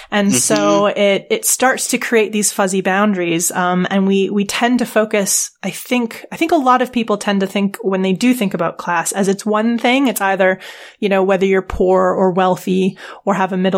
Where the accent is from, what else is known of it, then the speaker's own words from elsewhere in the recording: Edmonton, Alberta, Canada; I grew up in Edmonton